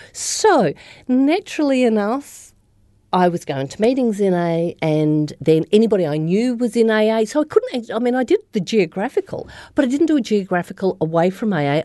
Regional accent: Australia; moved away as an adult; also born or lived in Melbourne, Australia; now in New Zealand; originally I'm from Australia, so I'm from the Upper Murray, which is the start of the Murray River, um, in the snowy mountains. And so I grew up there

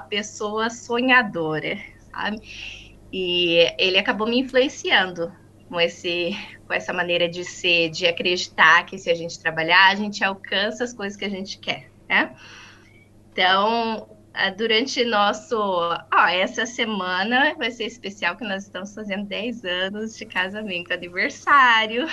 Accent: Maringá, Paraná, Brazil; moved away as an adult; now in New Zealand; Eu sou do estado do Paraná, de uma cidade chamada Maringá

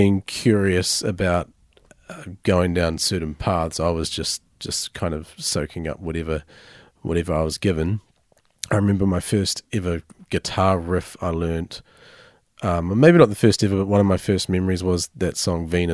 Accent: Amberley, Canterbury, New Zealand; also born or lived in Hanmer Springs; In Hamner Springs initially, till okay. I was 8, and then moved to Amberley.

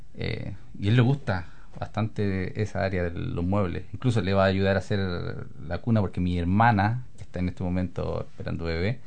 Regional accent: Linares, Maule, Chile; moved away as an adult; also born or lived in Talca; now in New Zealand; yo soy originario de Linares

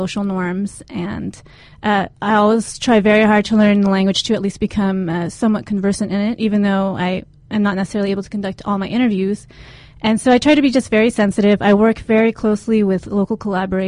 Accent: San Diego, California, United States; also born or lived in Japan; I was born in Japan, but grew up in San Diego

